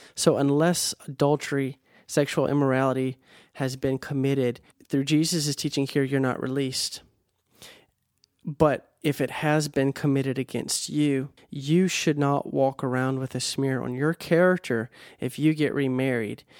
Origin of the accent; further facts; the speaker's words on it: United States; I'm American.